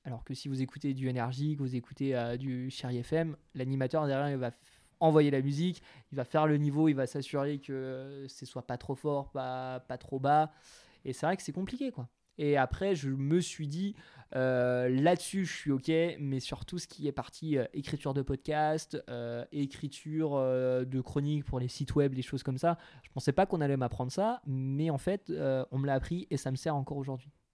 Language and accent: French; Territoire de Belfort, Bourgogne-Franche-Comté, France; now in Grenoble, France; Euh, en dessous de l'Alsace, territoire de Belfort, en Franche-Comté